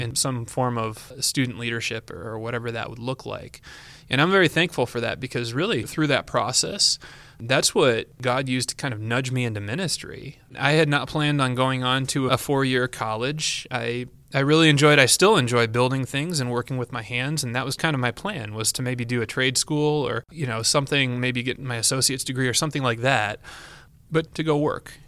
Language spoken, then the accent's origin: English; Yorkville, Illinois, United States; now in Cedar Rapids, United States; I was born in that area and raised and never moved